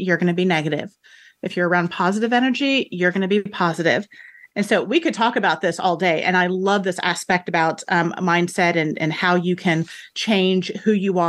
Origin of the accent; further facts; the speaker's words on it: Houston, Texas, United States; now in Mississippi, United States; I'm originally from Houston, Texas